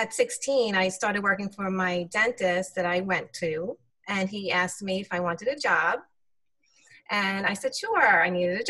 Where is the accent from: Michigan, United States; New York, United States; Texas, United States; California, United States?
New York, United States; New York City; also born or lived in Israel; So we moved back to New York, where my mom grew up, in Brooklyn, and I was raised in Brooklyn, New York